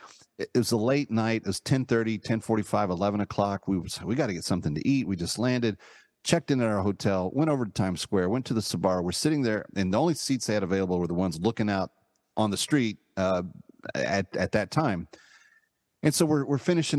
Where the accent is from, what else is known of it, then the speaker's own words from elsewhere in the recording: Dallas, Texas, United States; now in New York, United States; growing up in the Dallas-Fort Worth area when I was a kid